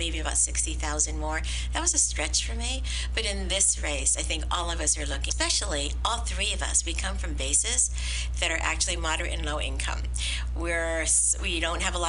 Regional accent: San Francisco, California, United States; I am a fourth generation Chinese American San Franciscan

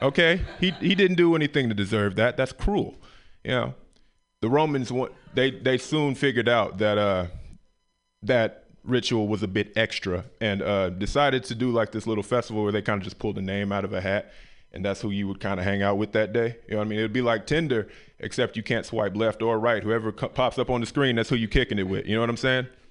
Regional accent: Memphis, Tennessee, United States; moved away; I'm from the South, Memphis, Tennessee, Memphis, Tennessee originally

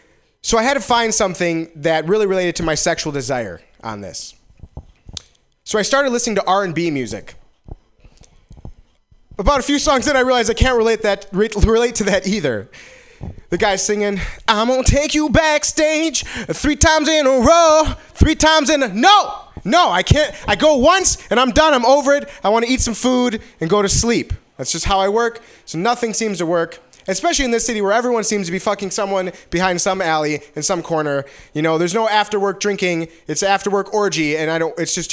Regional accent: Wisconsin, United States; now in San Francisco, United States; I came from Wisconsin, and the one thing I noticed, well, one of the first things I noticed was I really love this area. I love San Francisco.

